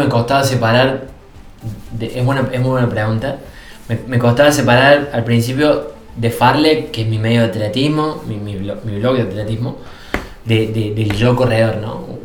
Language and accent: Spanish; Villa Allende, Córdoba, Argentina; yo vengo de Córdoba, yo soy villallente que es una ciudad que ya está en las Sierras Chicas